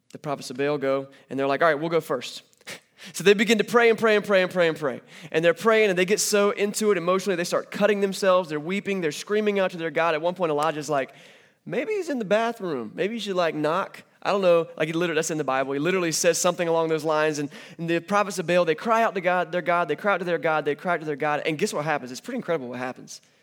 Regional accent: North Carolina, United States; I'm from North Carolina

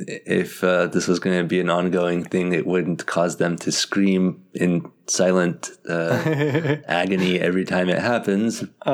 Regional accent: United States; being an American like me

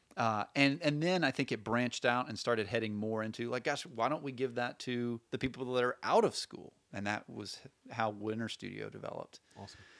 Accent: Birmingham, Alabama, United States; moved away as an adult; also born or lived in Portland; I grew up in Birmingham.

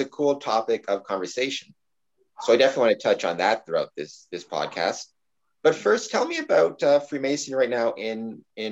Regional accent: Windsor, Ontario, Canada; I'm from Windsor, so I guess north of the border

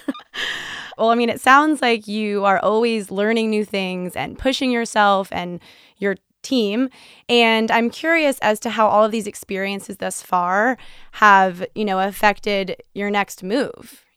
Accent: San Diego, California, United States; moved away; coming from San Diego

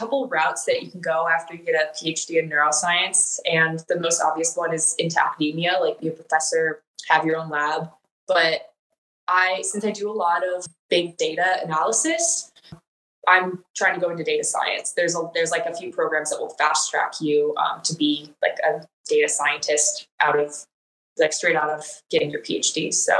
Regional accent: Wisconsin, United States; moved away as an adult; also born or lived in Illinois; now in Texas, United States; No, I am originally from Wisconsin, born and raised.

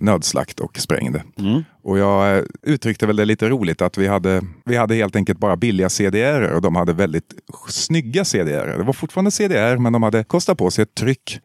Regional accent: Eskilstuna, Södermanland, Sweden; moved away; Jag är ju från Eskilstuna

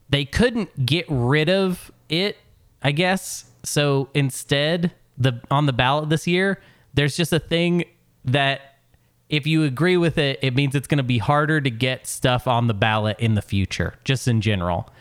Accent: Arkansas, United States; moved away; also born or lived in Portland, Oregon; I'm actually from here originally

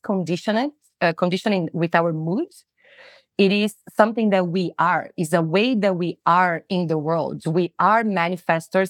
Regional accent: Brazil; moved away as an adult; also born or lived in New Zealand; I'm originally from Brazil

